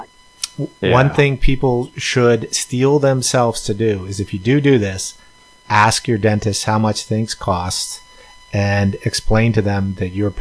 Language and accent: English; United States; if you and I grew up in the United States